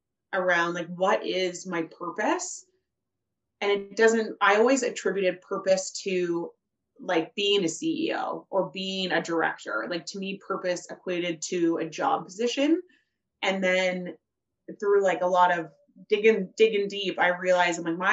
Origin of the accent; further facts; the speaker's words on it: Rockwood, Ontario, Canada; also born or lived in Guelph; I grew up in Rockwood, and I had to get busted into high school here. So this very much is my old stomping grounds